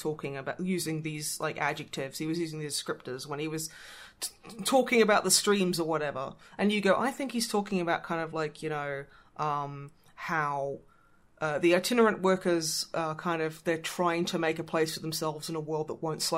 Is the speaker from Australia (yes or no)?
yes; Australia; now in United Kingdom; as an Australian